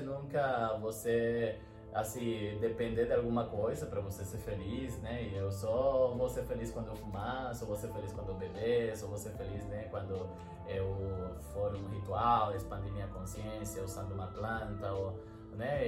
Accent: Venezuela; Portuguese is a second language; moved away; eu sou venezuelano

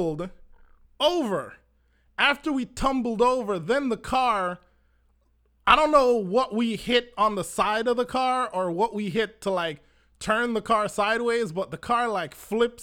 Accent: Manchester Parish, Jamaica; I was born in Manchester, and for driving from Manchester to Montego Bay, that was a thing that my family always did

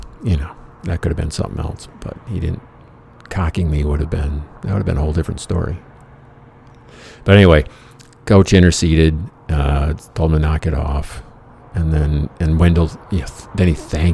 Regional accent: Michigan, United States; moved away; there wasn't a hell of a lot of money in my hometown

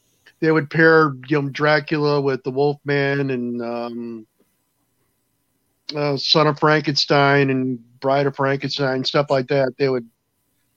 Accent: Chicago, Illinois, United States; I grew up in the Chicago area

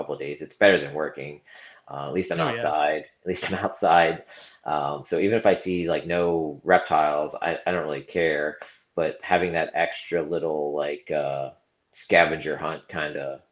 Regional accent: Southeast Pennsylvania, United States; now in Maryland, United States; I grew up in Southeast PA, like 20 minutes from Hamburg

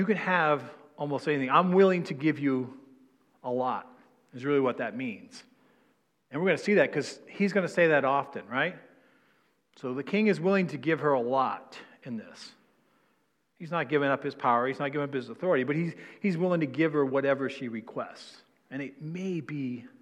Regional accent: New England, United States; I'm from New England

